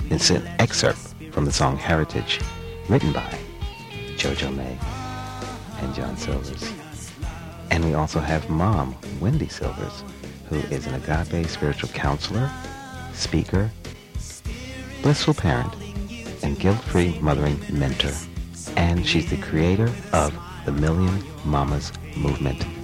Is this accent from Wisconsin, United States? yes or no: no; New York City, New York, United States; That's my hometown, Brooklyn.